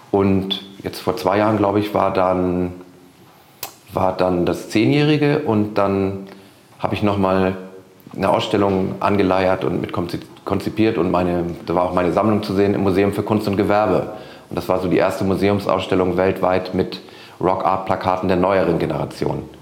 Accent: Rendsburg, Schleswig-Holstein, Germany; now in Hamburg, Germany; Ich komme ja aus Rendsburg hier im hohen Norden und da habe ich schon immer Konzerte organisiert

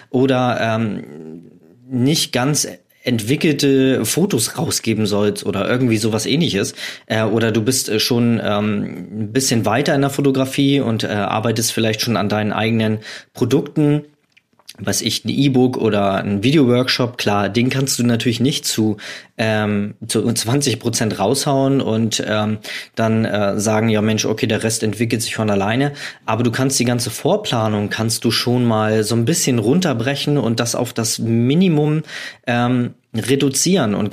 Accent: Hamburg, Germany; Ich komme aus Hamburg und habe da startende Flugzeuge fotografiert.

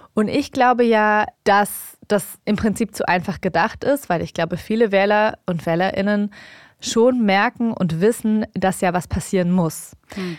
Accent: Germany; ich bin hier aufgewachsen, ich lebe hier, ich habe hier meinen Lebensmittelpunkt.

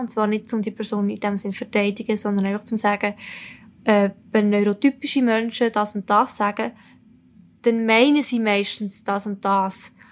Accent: Italy; now in Switzerland; ich bin Italienerin

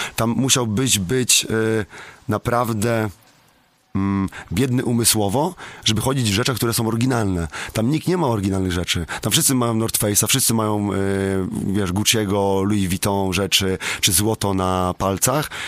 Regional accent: Słubice, Lubusz Voivodeship, Poland; u mnie w Subicach w moim mieście

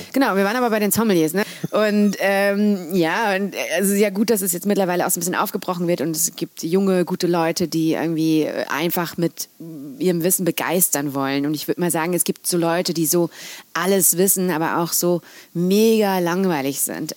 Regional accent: North Rhine-Westphalia, Germany; moved away as an adult; also born or lived in London; ich komme aus Nordrhein-Westfalen

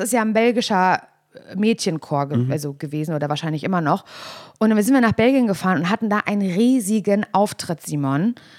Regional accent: Parchim, Mecklenburg-Vorpommern, Germany; ich aus Parchim, er ist 88 geboren, ich 89. Wir haben beide in der Platte gewohnt

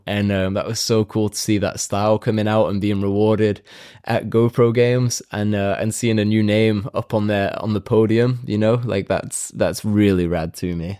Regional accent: United Kingdom; I'm also British

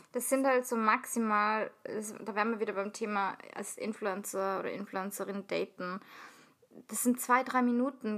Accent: Salzburg, Austria; ich komme aus Salzburg

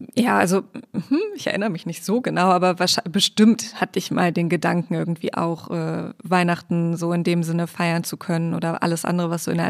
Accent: Hanover, Lower Saxony, Germany; now in Berlin, Germany; Ich komme aus Hannover, gebürtig

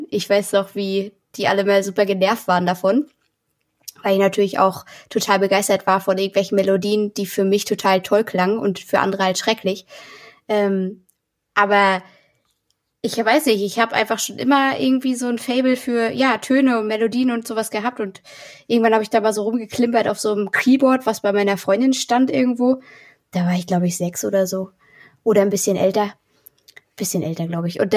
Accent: Mecklenburg-Vorpommern, Germany; also born or lived in Berlin; genau, nach Mecklenburg, auf so ein kleines Dorf. Und ähm, ja, da haben auch nur 70 Leute gewohnt

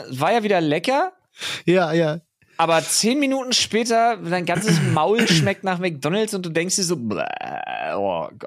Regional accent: Berlin, Germany; Also selbst als Berliner bin ich wild, überrascht.

